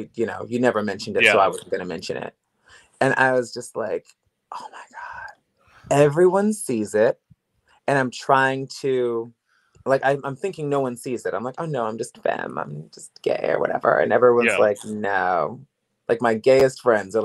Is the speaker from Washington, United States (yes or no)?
no; Woodbridge, Virginia, United States; moved away as an adult; also born or lived in Los Angeles; I'm from Woodbridge, Virginia